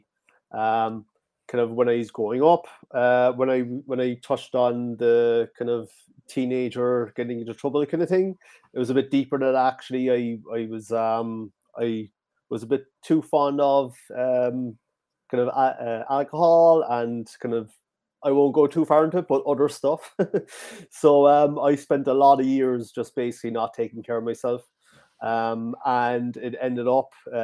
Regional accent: Cork Harbour, County Cork, Munster, Ireland; I'm from Ireland, the south of Ireland. It's called County Cork, right down in Cork Harbour

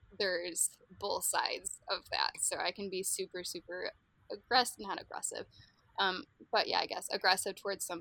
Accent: Grand Rapids, Michigan, United States; I'm from Grand Rapids

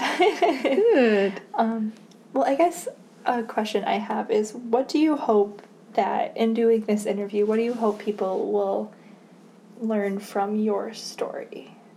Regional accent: Midland, Michigan, United States; I grew up in Midland

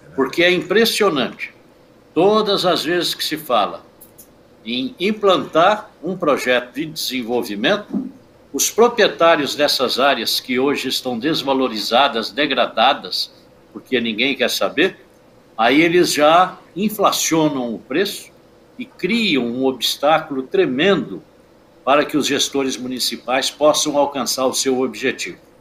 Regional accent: Praia Grande, São Paulo, Brazil; eu sou de Praia Grande.

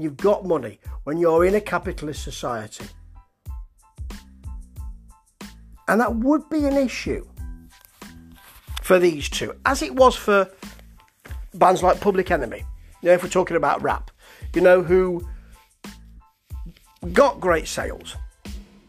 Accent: Nottingham, East Midlands, United Kingdom; accent: Nottingham; I'm talking in my Nottingham accent

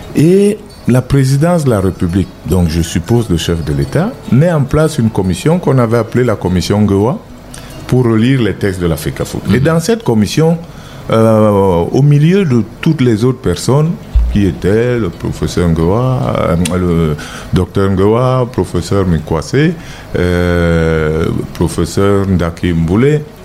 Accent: Cameroon; je ne suis pas camerounais d'origine, je suis camerounais

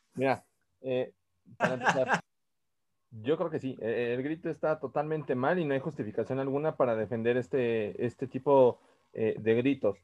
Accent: Mexico; somos mexicanos

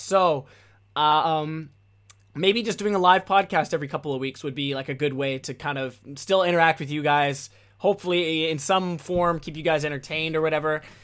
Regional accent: United States; first language English; as an American, as a Westerner

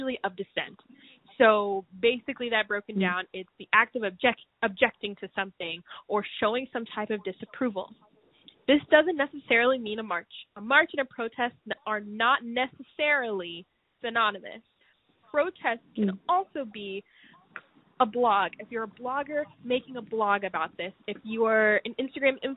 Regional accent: United States

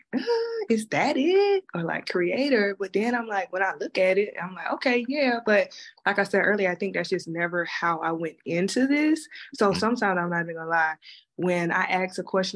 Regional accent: South Carolina, United States; I'm from South Carolina

